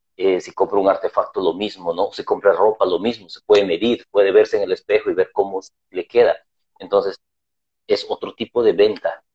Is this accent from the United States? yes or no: no; Lima, Peru; yo soy de Perú, Lima, Perú también